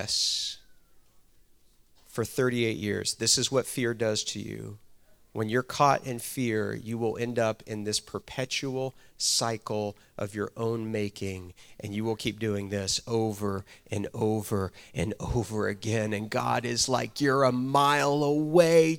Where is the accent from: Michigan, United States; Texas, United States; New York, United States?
Texas, United States; moved away; also born or lived in Georgia; I'm from Texas originally